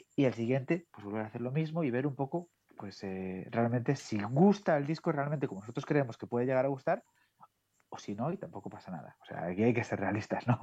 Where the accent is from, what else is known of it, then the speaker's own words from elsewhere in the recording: Galicia, Spain; soy gallego